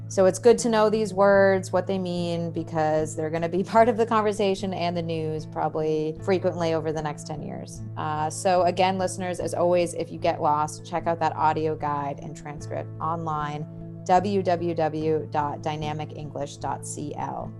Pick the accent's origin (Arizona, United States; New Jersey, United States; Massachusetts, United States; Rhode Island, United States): Massachusetts, United States; Boston; also born or lived in Santiago, Chile; growing up in Boston was blizzards